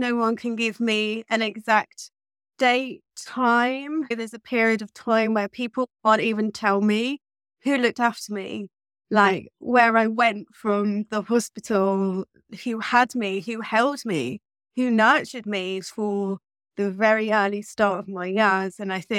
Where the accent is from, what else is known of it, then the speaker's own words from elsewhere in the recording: England, United Kingdom; born there; Growing up, I have to say, I was born in 1983 in England.